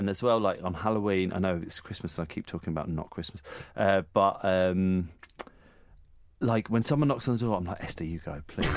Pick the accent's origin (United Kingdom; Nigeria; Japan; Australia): United Kingdom; we're British